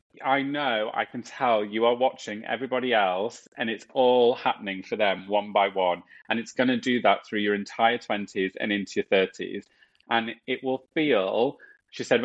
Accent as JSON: {"language": "English", "area": "Nottinghamshire", "region": "East Midlands", "country": "United Kingdom", "tie": "born or raised there", "also_born_or_lived": "Yorkshire", "moved": "as an adult", "lives_now": "London, United Kingdom", "said": "I was born in Yorkshire. My family is completely from Yorkshire, and then we moved to Nottinghamshire. So I split my life in my teenage and childhood years in between Yorkshire and Nottingham. So we were brought up in the Midlands"}